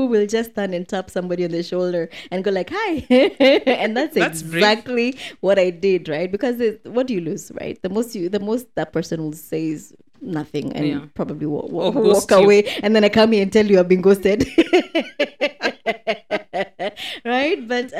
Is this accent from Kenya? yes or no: yes; Kenya; moved away as an adult; now in United Arab Emirates; You know, I'm from Kenya.